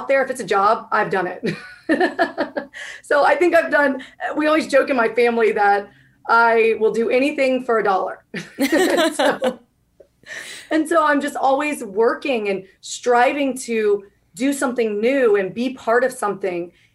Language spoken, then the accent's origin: English; Georgia, United States; moved away as an adult; also born or lived in Washington, District of Columbia, United States / Virginia; I was born and raised here in Georgia. So I'm a Georgia girl